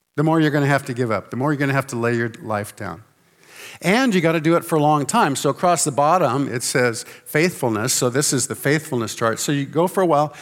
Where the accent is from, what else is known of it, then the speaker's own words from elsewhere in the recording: Santa Barbara, California, United States; I was born in Santa Barbara, California, uh, near the beach, actually not too far away from the beach